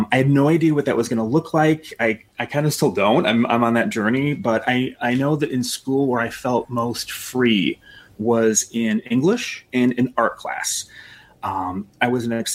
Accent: Chicago West Suburbs, Illinois, United States; So I'm a Chicagoan. I grew up in the West Suburbs, and I've lived in Chicago for about 12 years in the city.

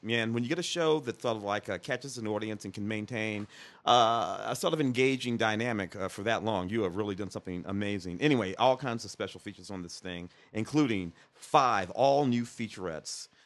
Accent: Midwest, United States; I grew up in the Midwest

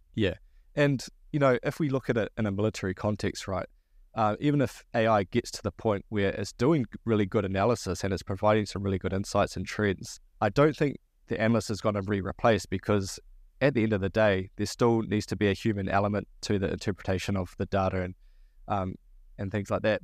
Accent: New Zealand

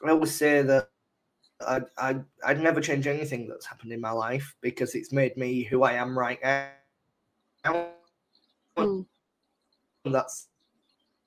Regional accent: Leeds, Yorkshire and the Humber, United Kingdom; I'm from Leeds.

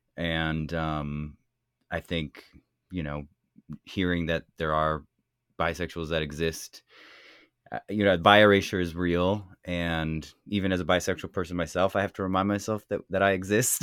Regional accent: the Bay Area, California, United States; I come from California, the Bay Area, um, raised by a lesbian mother

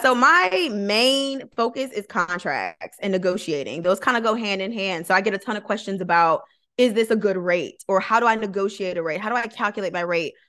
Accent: Flint, Michigan, United States; moved away as an adult; also born or lived in Georgia; I'm originally from Flint, so I'm originally from Michigan

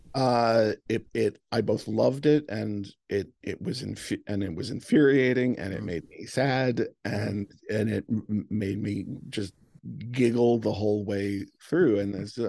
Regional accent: Ireland; As an Irish person

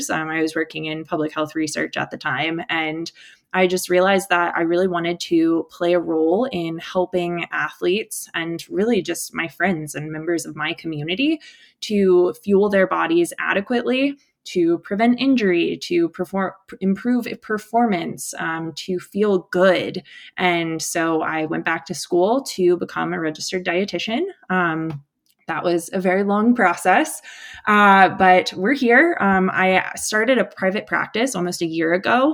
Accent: Virginia, United States; moved away; also born or lived in Colorado; I grew up in the Appalachians in a hiking family

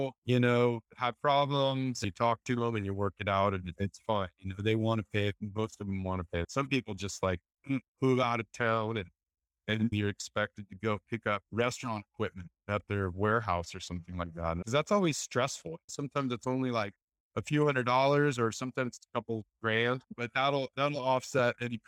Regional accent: Santa Cruz, California, United States; also born or lived in San Diego; I grew up in Santa Cruz. I was a little surf rat, surf jock, maybe. I moved to Southern California

